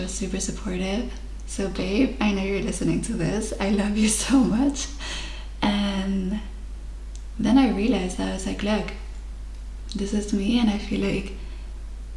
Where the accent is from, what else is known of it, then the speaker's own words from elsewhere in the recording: Mallorca, Balearic Islands, Spain; English is a second language; moved away as an adult; I am originally from Spain, Mallorca, and I'm currently living abroad.